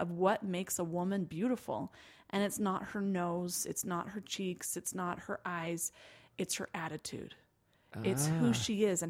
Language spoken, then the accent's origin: English; Provo, Utah, United States; Well, I'm from a little town called Provo, and my dad's a truck driver. So I like to say I was raised in two extremes, truck stops in Provo, Utah.